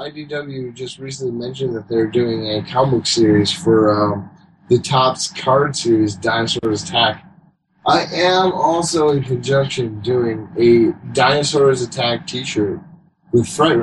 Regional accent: Michigan, United States; moved away; celebrating my birthday there in my hometown of Michigan for the first time in probably 20-plus years

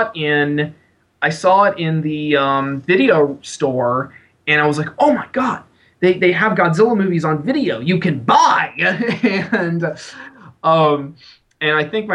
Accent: San Antonio, Texas, United States; now in Austin, United States; I was born and raised in San Antonio and living in Austin

